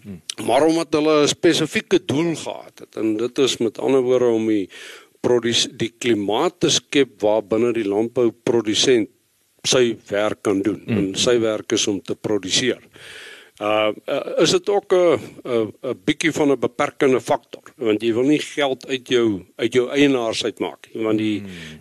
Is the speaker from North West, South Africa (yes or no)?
no; Bloemfontein, Free State, South Africa; also born or lived in Western Cape / Bethlehem / Reitz; ek ek is 'n gebore en getoe Vrystater, in Bloemfontein groot geword